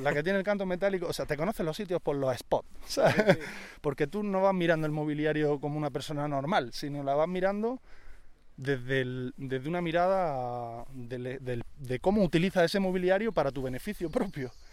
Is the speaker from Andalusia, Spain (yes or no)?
yes; Granada, Andalusia, Spain; yo que soy de Andalucía, pues coincide que soy un apasionado de, de mi tierra y del flamenco